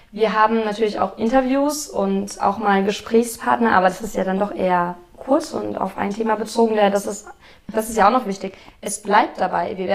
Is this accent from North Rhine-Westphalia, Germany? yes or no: no; Hesse, Germany; wir kommen beide inzwischen aus Darmstadt. Wir sind beide Hessen. Ich sogar Südhessin.